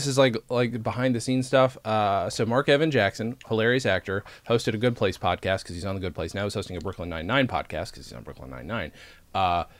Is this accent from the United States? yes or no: no; England, United Kingdom; born there; Yeah, he was born in Canada. Same way I was born in England.